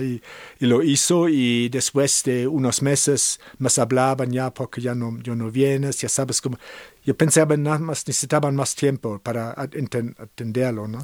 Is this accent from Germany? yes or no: yes; Cologne, North Rhine-Westphalia, Germany; Spanish is a second language; moved away as an adult; also born or lived in San Francisco; now in San Miguel de Allende, Mexico; yo soy alemán, yo nací en Colonia, Alemania